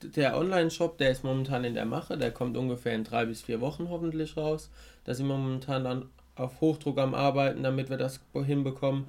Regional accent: Rhineland-Palatinate, Germany; bei uns in der Pfalz

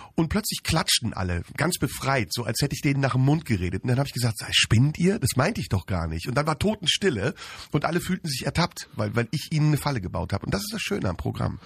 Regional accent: Turkey; now in Germany; als ehemaliger Türke

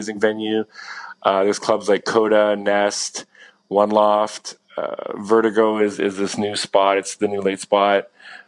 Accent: Ontario, Canada; also born or lived in London, United Kingdom; now in Toronto, Canada; I'm based in Toronto. I mean, I'm from Ontario, which is a province in Canada. I'm not too far from Toronto

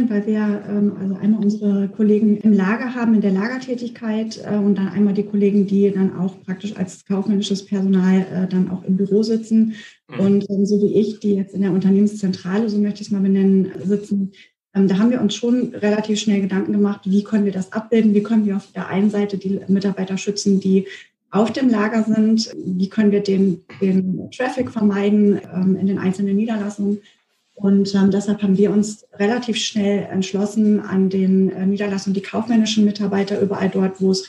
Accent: Frankfurt, Hesse, Germany; moved away as an adult; now in Bielefeld, Germany; ich komme ja nicht hier aus der Region und bin vor 13 Jahren hierher gezogen, der Liebe wegen und ja, für mich war das tatsächlich so, dass ich Bielefeld auf den zweiten Blick habe erst kennenlernen können oder auch schätzen gelernt. Ähm, ich kam aus Frankfurt, ähm, aus einer Großstadt

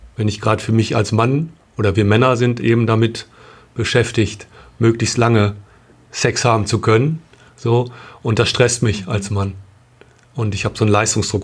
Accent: Bielefeld, North Rhine-Westphalia, Germany; wir kommen aus Bielefeld

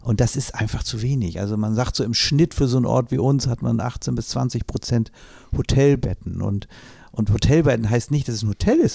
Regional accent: Flensburg, Schleswig-Holstein, Germany; zurückgegangen nach Flensburg in meine, meine Heimatstadt, nein, nach Glücksburg genauer gesagt

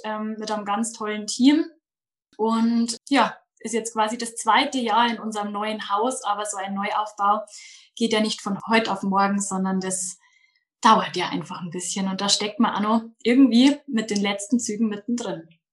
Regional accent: Munich area, Bavaria, Germany; Ich komme aus dem Münchner Umland, aus dem schönen Bayern

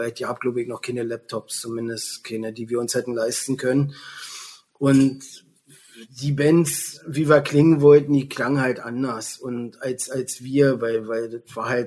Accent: Potsdam, Brandenburg, Germany; born or raised there

